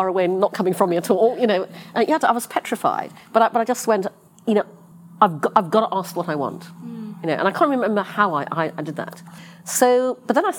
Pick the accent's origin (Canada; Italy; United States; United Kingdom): United Kingdom; moved away; also born or lived in London; I'm British. I was working in London